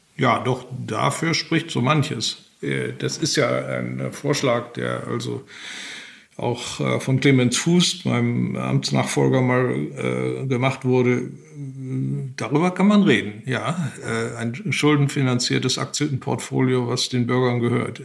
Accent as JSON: {"language": "German", "country": "Germany", "said": "als Deutsche"}